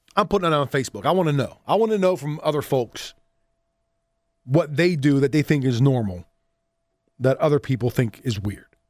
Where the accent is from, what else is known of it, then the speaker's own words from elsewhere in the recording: Southwest PA, Pennsylvania, United States; I grew up in Southwest P A and we called them dippy eggs